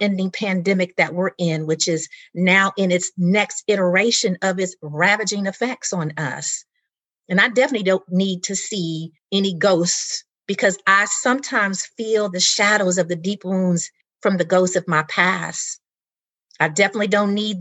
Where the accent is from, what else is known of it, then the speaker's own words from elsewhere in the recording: Indianapolis, Indiana, United States; grew up in the 70s in my hometown of Indianapolis, Indiana